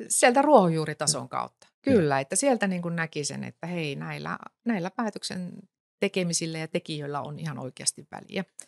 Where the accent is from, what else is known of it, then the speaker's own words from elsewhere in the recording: North Savo, Finland; No mä tulen Ylä-Savosta